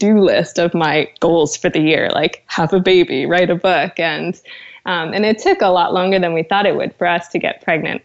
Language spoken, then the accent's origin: English; West Coast, United States; moved away as an adult; now in London, United Kingdom; we're West Coast people